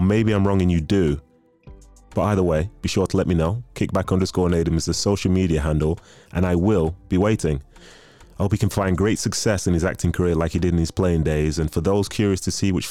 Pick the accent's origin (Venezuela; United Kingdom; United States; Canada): United Kingdom; England; also born or lived in Nigeria; I was born in Nigeria, raised in England